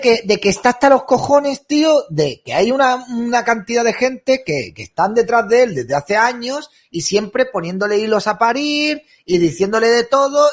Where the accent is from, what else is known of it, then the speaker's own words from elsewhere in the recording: Spain; somos españoles